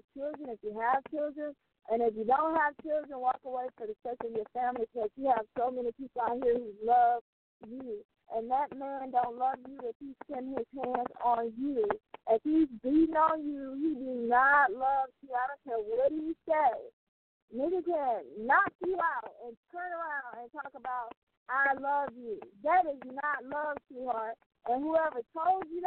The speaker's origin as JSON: {"language": "English", "town": "Mobile", "region": "Alabama", "country": "United States", "tie": "born or raised there", "said": "there are so many people in my hometown city that have dealt with domestic violence"}